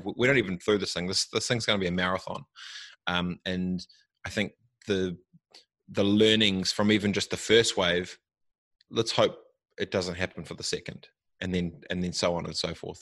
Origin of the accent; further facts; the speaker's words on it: New Zealand; I'm I'm from New Zealand and I'm Maori